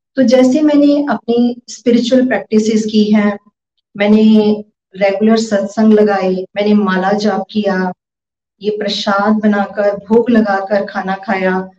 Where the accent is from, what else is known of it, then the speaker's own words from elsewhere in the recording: Pathankot, Punjab, India; मैं पठानकोट से हूँ